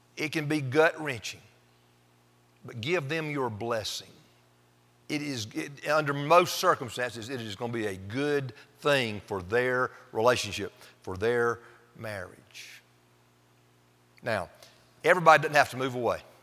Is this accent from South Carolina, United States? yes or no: yes; Pendleton, South Carolina, United States; moved away as an adult; also born or lived in Fort Worth, Texas; I was from Pendleton